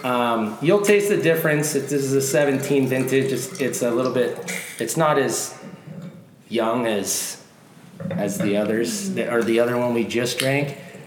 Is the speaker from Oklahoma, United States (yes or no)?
no; about 30 minutes from Napa, California, United States; moved away; So I'm from about 30 minutes from Napa.